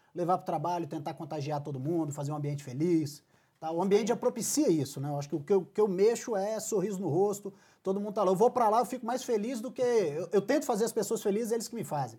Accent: Espírito Santo, Brazil; now in Rio de Janeiro, Brazil; eu sou carioca, ou capixaba, perdão, nascido e criado

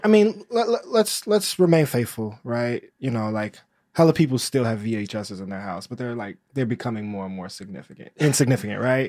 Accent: United States; as an American

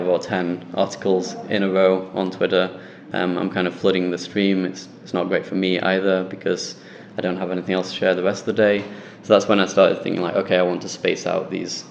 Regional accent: Sheffield, Yorkshire and the Humber, United Kingdom; back in Sheffield in my hometown

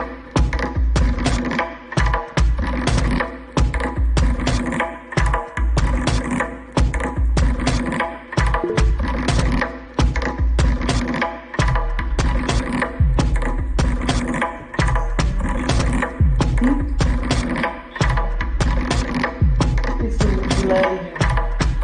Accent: Warsaw, Masovian Voivodeship, Poland; English is a second language; now in Berlin, Germany; I come from Warsaw. I'm based in Berlin now.

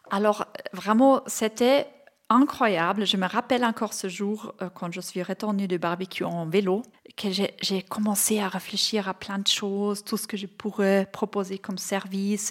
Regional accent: Bavaria, Germany; French is a second language; now in Switzerland; Je viens de Bavière, euh, j'ai 48 ans.

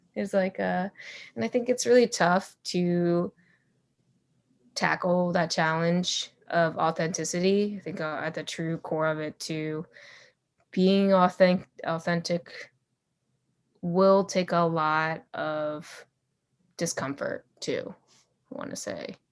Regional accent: United States; grew up in the U S, so, yeah, technically, I'm not really, I'm American.

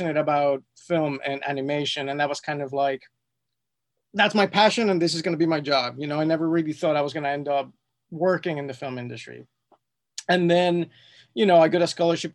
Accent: Mexico City, Mexico; moved away as an adult; also born or lived in London; now in Los Angeles, United States; born and raised in Mexico City

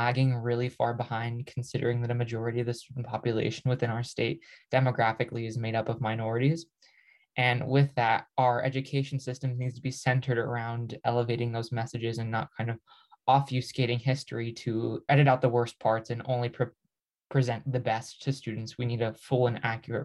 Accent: New Mexico, United States; I grew up in New Mexico with a whole host of experiences that are unique to our state.

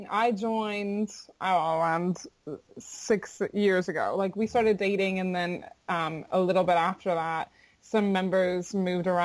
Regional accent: Florida, United States; I'm from Florida, and my mother's Jamaican

